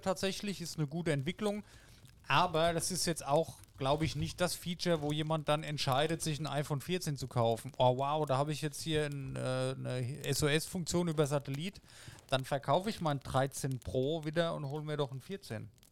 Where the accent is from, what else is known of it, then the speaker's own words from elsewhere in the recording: Germany; hier bei uns in Deutschland